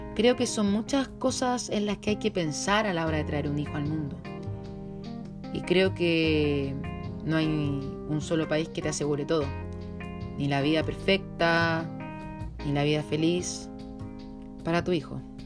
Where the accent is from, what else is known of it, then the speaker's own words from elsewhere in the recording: Chile; yo soy chilena porque mis antepasados eran chilenos